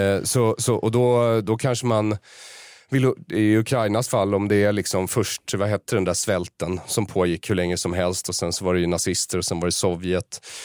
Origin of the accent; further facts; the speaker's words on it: Sweden; jag har vuxit upp här och behärskar språket och kulturen till fullo.